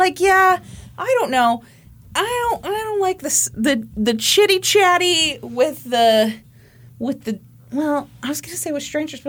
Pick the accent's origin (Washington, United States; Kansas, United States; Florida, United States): Kansas, United States; I'm from Kansas.